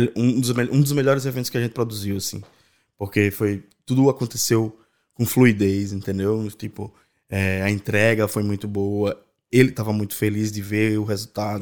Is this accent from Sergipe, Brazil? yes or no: no; Natal, Rio Grande do Norte, Brazil; moved away as an adult; now in Ireland; eu nasci em Natal, né? No Rio Grande do Norte.